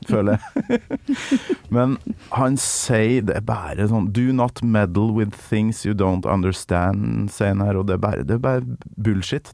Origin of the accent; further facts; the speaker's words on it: Trøndelag, Norway; fra øverst oppe i Nord-Trøndelag, der jeg kommer